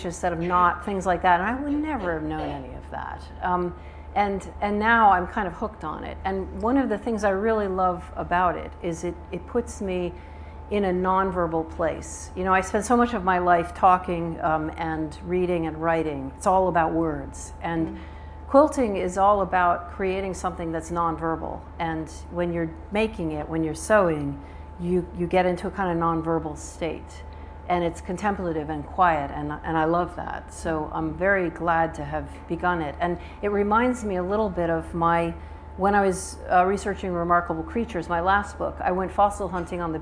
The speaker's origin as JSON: {"language": "English", "country": "United States", "accent": "Southern", "moved": "as an adult", "lives_now": "United Kingdom", "said": "I'm obviously American, you can hear, but I've lived here almost 30 years, and I have an American passport and a UK passport"}